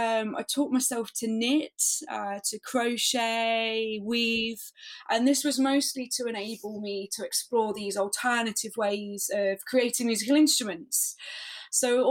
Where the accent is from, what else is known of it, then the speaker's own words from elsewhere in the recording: Leicester, East Midlands, United Kingdom; I'm from Leicester in the UK